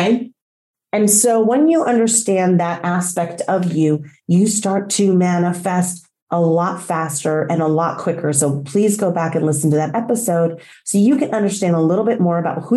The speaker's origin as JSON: {"language": "English", "region": "Texas", "country": "United States", "tie": "born or raised there", "also_born_or_lived": "Colombia / Mexico", "moved": "yes", "lives_now": "Florida, United States", "said": "I was born in a state in our union called Texas. So for that state, I might be referred to as a Texan."}